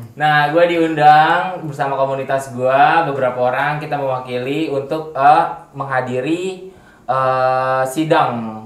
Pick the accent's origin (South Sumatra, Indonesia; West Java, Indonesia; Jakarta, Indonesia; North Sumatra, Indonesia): Jakarta, Indonesia; Betawi; gua latar belakangnya gua asli orang Betawi